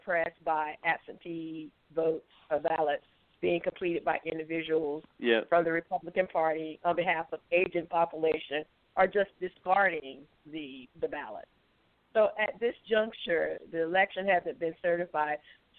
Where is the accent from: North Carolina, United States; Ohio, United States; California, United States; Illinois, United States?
North Carolina, United States; moved away; my home state of North Carolina. So for full disclosure, as I said, I'm originally from North Carolina, specifically from District 9.